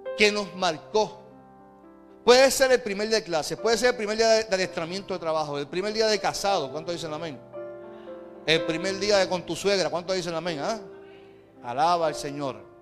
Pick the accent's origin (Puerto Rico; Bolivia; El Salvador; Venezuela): Puerto Rico; Carolina; Y yo recuerdo en mi adolescencia, recuerda que yo vengo de Carolina. Y en Carolina firmábamos las paredes con graffiti